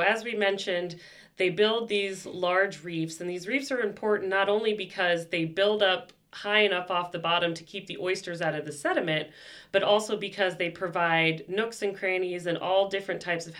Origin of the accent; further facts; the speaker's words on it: Virginia Beach, Virginia, United States; moved away as an adult; now in Maryland, United States; Born and bred in Virginia and did a lot of work on fisheries down there. So back to my home roots.